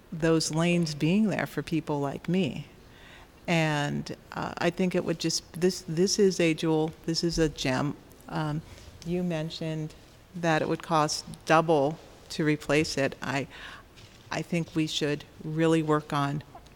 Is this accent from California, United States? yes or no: yes; Los Angeles, California, United States; now in Iowa City, United States; I grew up in Los Angeles